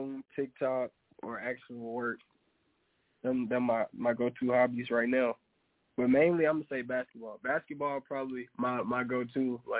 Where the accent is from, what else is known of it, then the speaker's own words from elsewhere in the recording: Louisiana, United States; Ooh, I'm from Louisiana. That's the only reason I would say the Pelicans